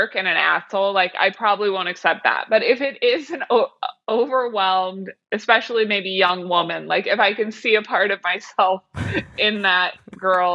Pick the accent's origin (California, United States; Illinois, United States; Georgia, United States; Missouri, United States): Missouri, United States; Kansas City; I'm from Kansas City, Missouri